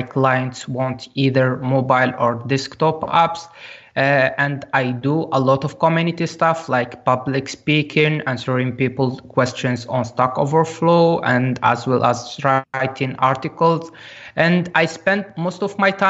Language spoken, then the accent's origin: English; Algeria; I am from Algeria and I worked remotely with that company in Egypt.